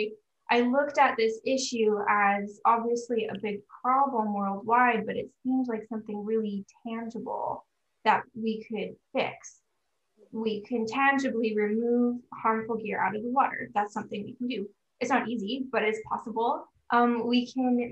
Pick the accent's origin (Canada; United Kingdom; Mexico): Canada; Prince George, British Columbia; also born or lived in Victoria, British Columbia; I grew up in landlocked Northern British Columbia